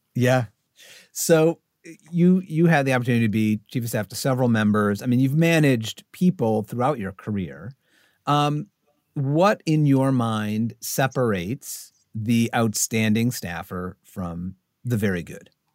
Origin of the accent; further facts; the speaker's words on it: upstate New York, United States; moved away; I grew up in upstate New York